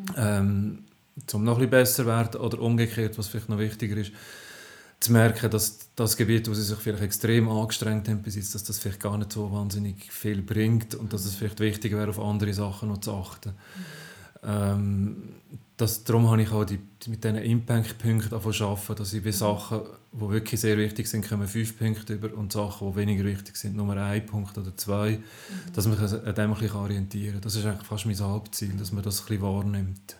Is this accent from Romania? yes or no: no; Zofingen region, Aargau, Switzerland; ich komme aus dem Aargau, aus der Region Zofingen.